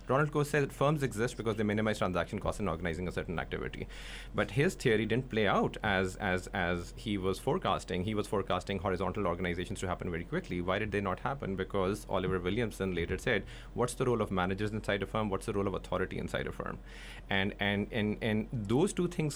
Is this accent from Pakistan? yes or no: yes; Pakistan; I'm from Pakistan